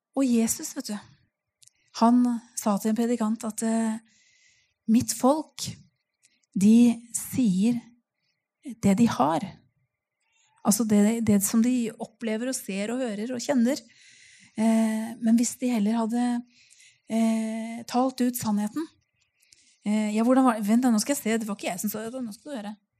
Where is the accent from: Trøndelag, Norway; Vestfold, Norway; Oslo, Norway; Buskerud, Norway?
Vestfold, Norway; Nøtterøy; also born or lived in Tønsberg; Jeg kommer jo helt fra Nøtterøy